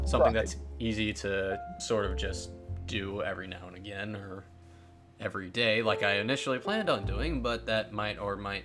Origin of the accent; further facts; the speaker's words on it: Texas, United States; I'm a Texan